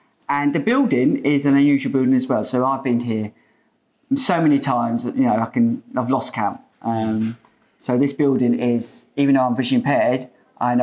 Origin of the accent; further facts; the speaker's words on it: Portsmouth, South East England, United Kingdom; We're from Portsmouth